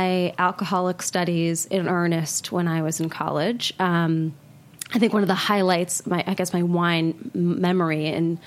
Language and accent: English; Portland, Oregon, United States; moved away as an adult; now in New York, United States; I grew up in Portland, Oregon, which was not then what it is now